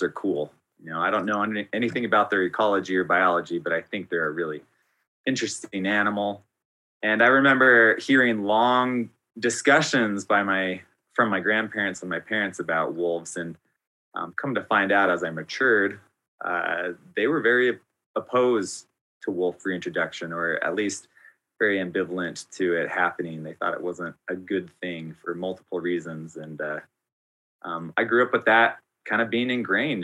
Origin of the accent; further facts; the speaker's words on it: the American West, United States; My grandparents, they had a cabin that was just a couple miles from Yellowstone National Park's border. And I grew up there hiking and backpacking with my dad and with my grandpa